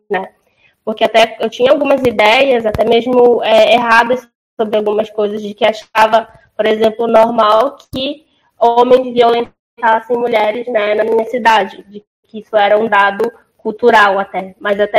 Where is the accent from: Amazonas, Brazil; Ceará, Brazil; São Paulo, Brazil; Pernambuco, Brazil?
Amazonas, Brazil; Manaus; como eu vim de Manaus e eu vim da periferia